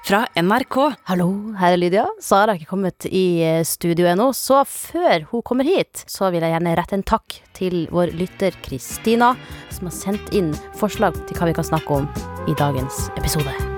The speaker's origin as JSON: {"language": "Norwegian", "area": "Salten district", "region": "Nordland", "country": "Norway", "tie": "born or raised there", "said": "jeg vokste jo opp i Nord-Norge, i Salten-distriktet"}